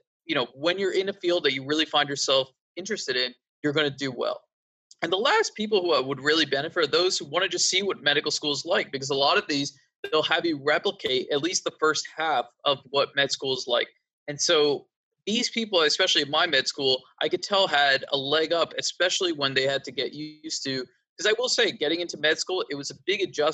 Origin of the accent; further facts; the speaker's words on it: East Coast, United States; I'm from the East Coast and I've been here my whole life.